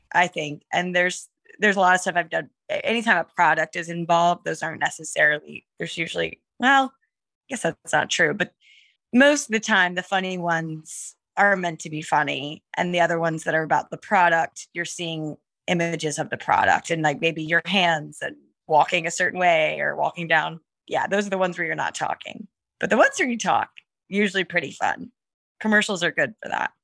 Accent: the South, United States; also born or lived in New York; now in Atlanta, United States; I'm from the South originally. My parents are in North Carolina

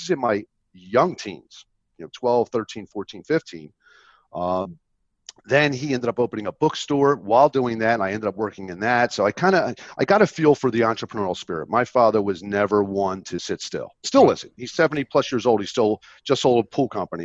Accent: Philadelphia area, New Jersey, United States; I grew up in South Jersey, in the Philadelphia area

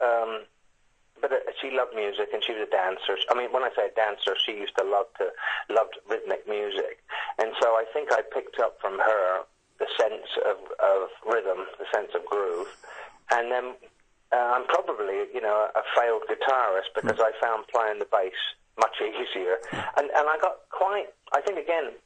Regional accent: Southampton, South East England, United Kingdom; moved away as an adult; now in United States; I grew up in Southampton

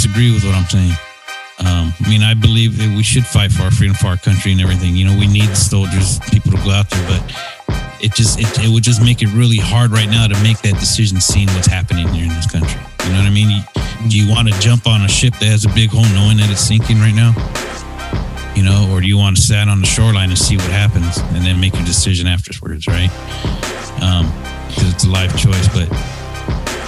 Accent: United States; as a veteran and as an American

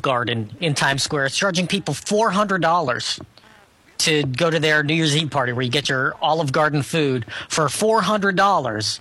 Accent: Scotland, United Kingdom; being Scottish

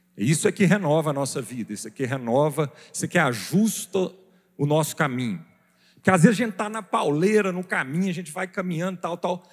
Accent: Brazil; como brasileiros

